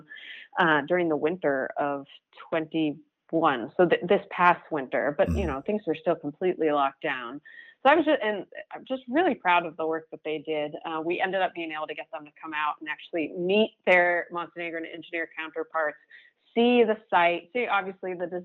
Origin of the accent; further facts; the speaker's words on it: Maine, United States; I'm from Maine.